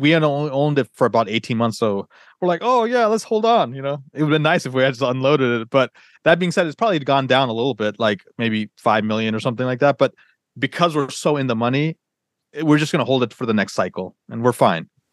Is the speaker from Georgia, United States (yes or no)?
yes; Atlanta, Georgia, United States; moved away; also born or lived in Northern Virginia; I grew up in Atlanta